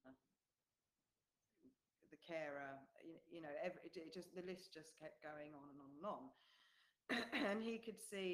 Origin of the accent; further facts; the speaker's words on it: England, United Kingdom; moved away as an adult; now in New Zealand; because we're away from England, we're in New Zealand, we have no family here